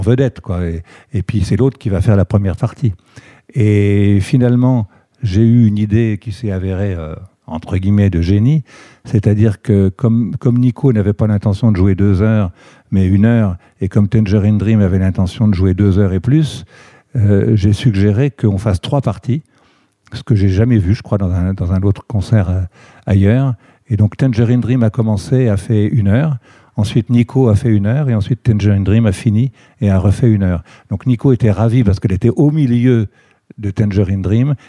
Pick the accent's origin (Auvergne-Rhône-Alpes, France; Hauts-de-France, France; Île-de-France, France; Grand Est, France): Grand Est, France; Reims; je suis originaire de, la Champagne, de Reims pour être précis, où je, suis né en 52.